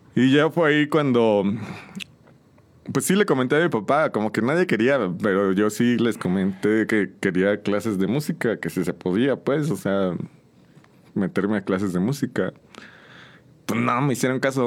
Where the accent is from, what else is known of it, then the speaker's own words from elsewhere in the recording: San Juan del Río, Querétaro, Mexico; Soy originario de aquí de San Juan del Río, de toda mi vida he vivido aquí en San Juan.